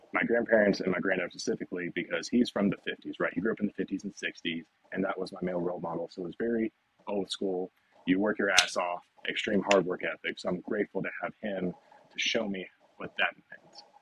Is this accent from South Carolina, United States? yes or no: no; Nashville, Tennessee, United States; So home is Nashville, Tennessee. I'm a native born and raised from here. Uh, I grew up specifically in the West Nashville area